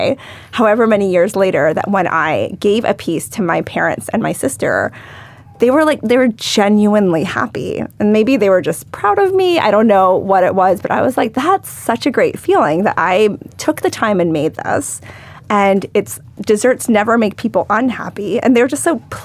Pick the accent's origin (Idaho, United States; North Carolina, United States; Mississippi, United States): North Carolina, United States; Charlotte; I grew up in Charlotte, North Carolina